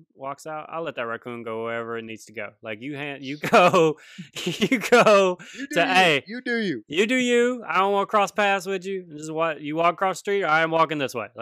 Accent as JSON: {"language": "English", "town": "Denham Springs", "region": "Louisiana", "country": "United States", "tie": "born or raised there", "said": "growing up in Louisiana"}